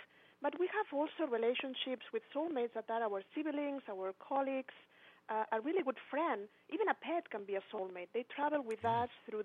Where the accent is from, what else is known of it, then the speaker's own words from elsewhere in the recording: Spain; English is a second language; moved away; also born or lived in Barcelona; In that moment, I was living in Barcelona. I'm from Spain.